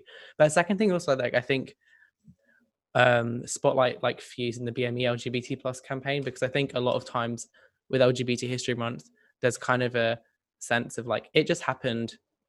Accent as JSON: {"language": "English", "town": "Sydney", "region": "New South Wales", "country": "Australia", "said": "Well, I'm from Sydney"}